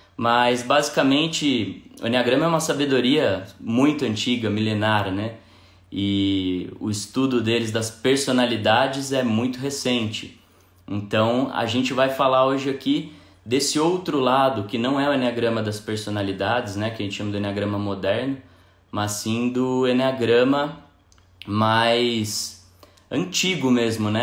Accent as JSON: {"language": "Portuguese", "region": "São Paulo", "country": "Brazil", "moved": "as an adult", "lives_now": "Belo Horizonte, Brazil", "said": "eu sou de São Paulo, moro em Belo Horizonte há pouco mais de dois anos"}